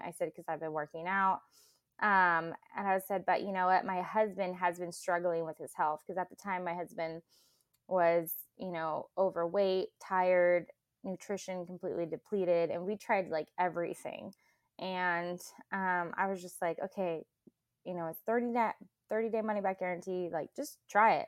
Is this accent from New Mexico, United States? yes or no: no; Clovis, California, United States; I'm from Central California, so Clovis